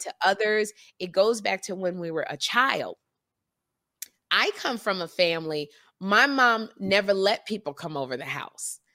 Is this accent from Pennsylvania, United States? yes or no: no; Chicago, Illinois, United States; I'm from Chicago